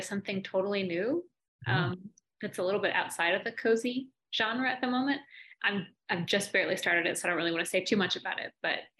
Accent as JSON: {"language": "English", "region": "Texas", "country": "United States", "said": "which is I'm from Texas."}